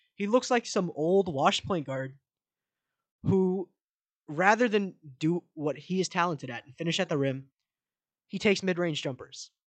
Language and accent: English; Manassas, Virginia, United States; grew up in right here in Manassas